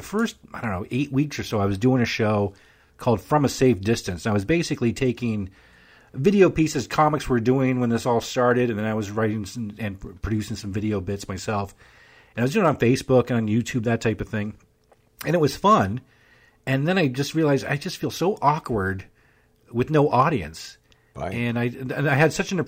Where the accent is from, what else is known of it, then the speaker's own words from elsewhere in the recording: Canada; moved away as an adult; now in United States; I mean, I'm Canadian. I'll always be Canadian